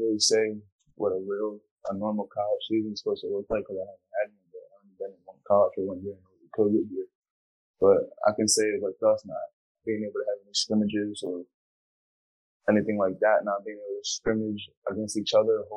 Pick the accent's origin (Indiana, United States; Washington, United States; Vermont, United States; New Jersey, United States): New Jersey, United States; Jersey Shore; now in Houston, United States; I'm in Houston right now, but I'm originally from South Jersey, New Jersey Shore